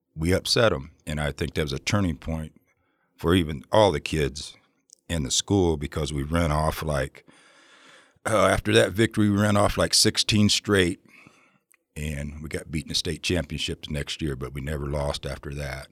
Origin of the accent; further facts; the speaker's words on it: Ohio, United States; now in Oregon, United States; I come from Ohio originally